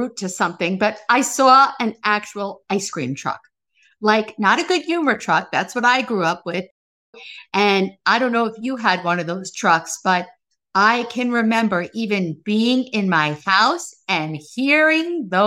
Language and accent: English; Baldwin, New York, United States; I grew up on Roosevelt Street. This is in Baldwin, New York, in Long Island.